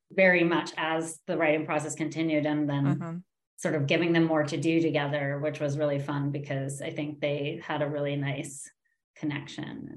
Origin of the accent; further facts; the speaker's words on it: New York, United States; I grew up in New York